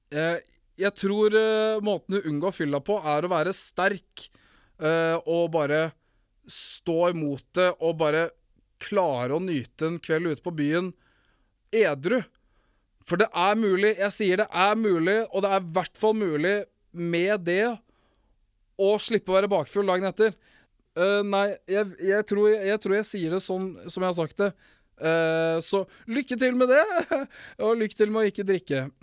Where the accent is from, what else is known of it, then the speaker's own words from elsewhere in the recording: Morocco; Men ja, jeg er fra Marokko. Ikke fra Mexico. Jeg er halvt samisk og halvt fra Marokko.